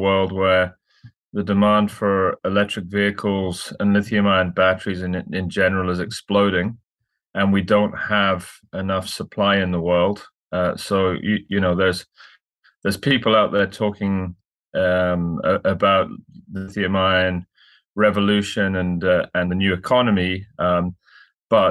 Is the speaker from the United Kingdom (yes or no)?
yes; Scotland, United Kingdom; moved away as an adult; also born or lived in London; now in Vancouver, Canada; I'm from Scotland originally, trained as a lawyer